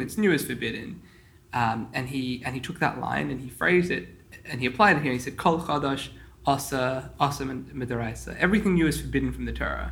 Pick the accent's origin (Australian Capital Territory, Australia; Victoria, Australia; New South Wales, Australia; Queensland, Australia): New South Wales, Australia; Sydney; I grew up in the Sydney Chabad community